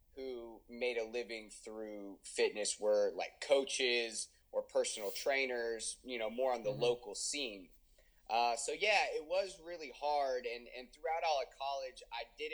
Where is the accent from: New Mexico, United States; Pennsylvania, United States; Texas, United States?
Texas, United States; Houston; also born or lived in Austin, Texas; I live in Houston, Texas with my wife, Brittany, my almost 4-year-old daughter, Aubrey, and my 7-month-old son, Gavin. So I was born and raised here in Houston